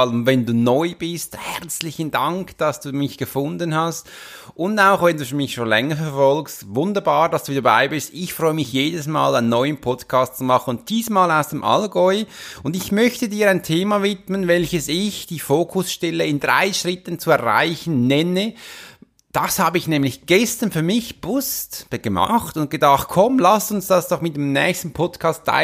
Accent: Switzerland; Das war für mich als Schweizer, ehrlich gesagt, ein bisschen Seltenheit

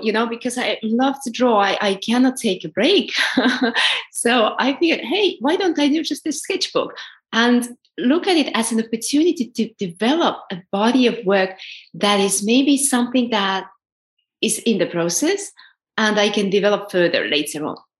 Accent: Estonia; also born or lived in New York; now in Valencia, Spain; I'm originally from Estonia.

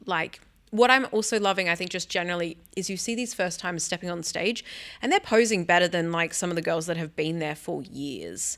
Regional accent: Sydney, New South Wales, Australia; my hometown, Sydney, New South Wales

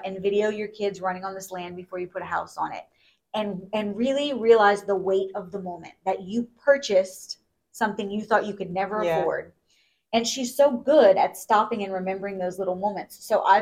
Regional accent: United States; I'm from the States

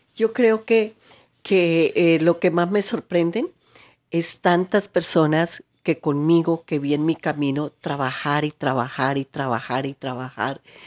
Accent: Colombia

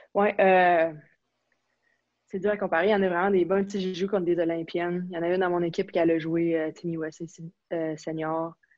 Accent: Quebec, Canada; first language French; moved away as an adult; je viens du Québec

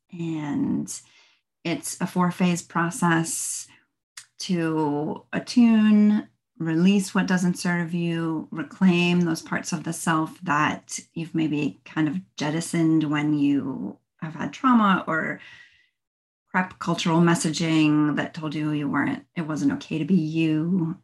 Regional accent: New Jersey, United States; moved away as an adult; now in Florida, United States; I am originally from New Jersey, but I've lived in Florida for the last 20 years

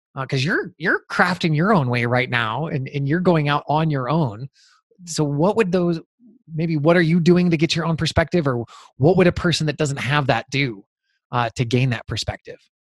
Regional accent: Montana, United States; growing up in Montana.

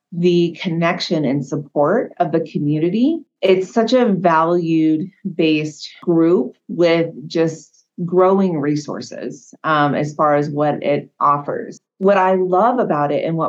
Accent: California, United States; now in Hawaii, United States; I was born and raised in California

